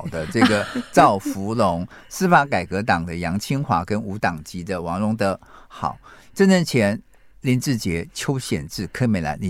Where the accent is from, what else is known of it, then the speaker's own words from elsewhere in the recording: Miaoli County, Taiwan; 苗栗国是我的故乡，因为苗栗自成一国，对不对？